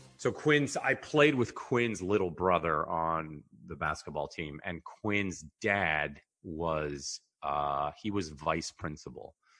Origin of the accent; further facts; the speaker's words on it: Mercer Island, Washington, United States; also born or lived in Rome, Italy; we grew up on Mercer Island.